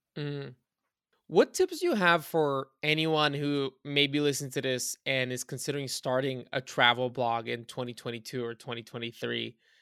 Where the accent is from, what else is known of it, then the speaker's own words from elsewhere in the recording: Bulgaria; moved away; I was born in Bulgaria, I spent a lot of time in Bulgaria.